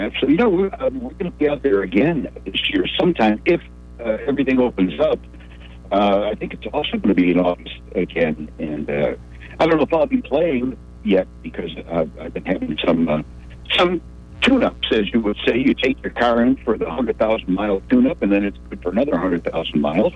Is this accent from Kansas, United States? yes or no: no; Chicago, Illinois, United States; moved away; John and I came from the Chicago area and he was from uh, Maywood, which is not far from where I was raised. I, I left Chicago in 1967